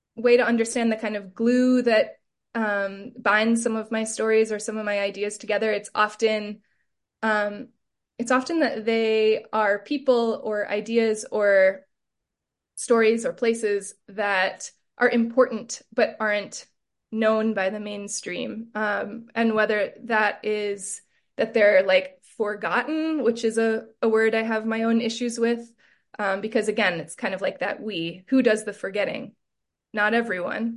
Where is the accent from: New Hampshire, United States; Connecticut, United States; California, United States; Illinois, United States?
California, United States; Southern; growing up in Southern California